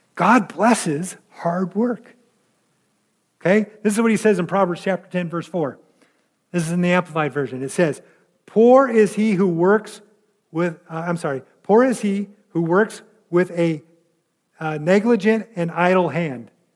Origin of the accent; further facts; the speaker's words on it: California, United States; the church that I grew up in California